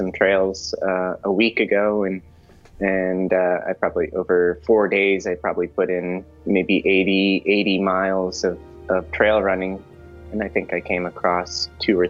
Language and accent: English; Colorado, United States; now in California, United States; I'm a Colorado boy. I'm from the Rocky Mountains